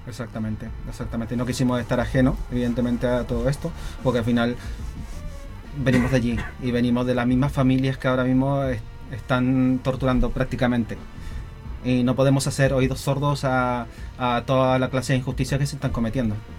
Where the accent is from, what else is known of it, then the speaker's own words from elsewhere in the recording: Chile; also born or lived in Galicia, Spain; now in Spain; no nos fuimos de Chile